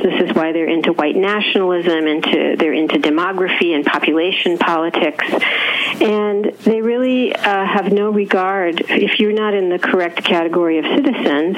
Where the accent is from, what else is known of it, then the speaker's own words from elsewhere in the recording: Southern California, United States; I myself grew up in California